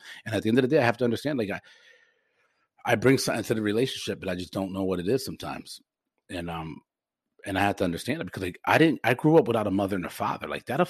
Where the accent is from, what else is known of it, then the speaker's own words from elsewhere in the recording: Forest Park, United States; I'm so lucky that I grew up in Forest Park